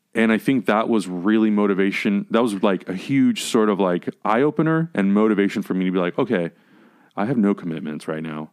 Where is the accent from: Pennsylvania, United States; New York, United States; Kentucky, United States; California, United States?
California, United States; San Diego; moved away as an adult; now in Los Angeles, United States; I was born in San Diego